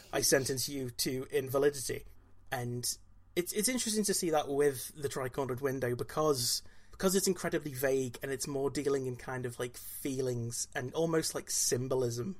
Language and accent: English; Wales, United Kingdom; I'm Welsh